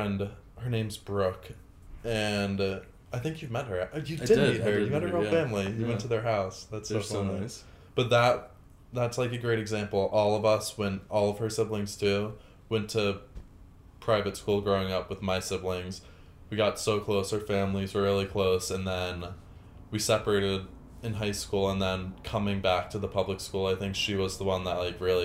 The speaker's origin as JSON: {"language": "English", "region": "New York", "country": "United States", "tie": "born or raised there", "said": "I was born in New York, raised in New York"}